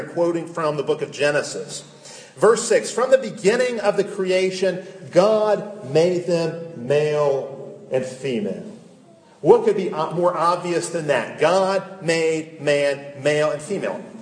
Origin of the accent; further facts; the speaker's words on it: United States; I am an American